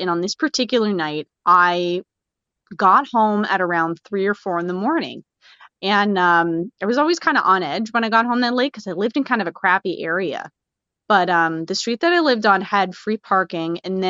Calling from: Hamilton, Ontario, Canada; I'm calling in from Hamilton, Ontario

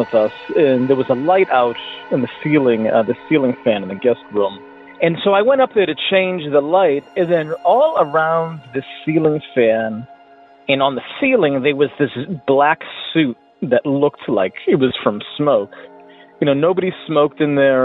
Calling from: Hartford, Connecticut, United States; I'm calling from Hartford, Connecticut

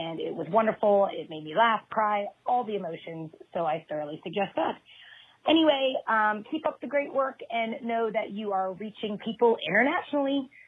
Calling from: Singapore; calling you from Singapore.

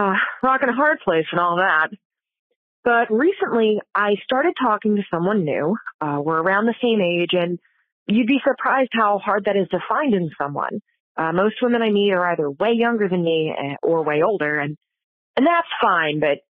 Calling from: Philadelphia, Pennsylvania, United States; Hey, Kate and Leisha. … from Philadelphia.

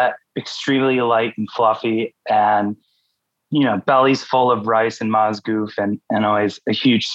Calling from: New York City, New York, United States; I'm calling in from Brooklyn

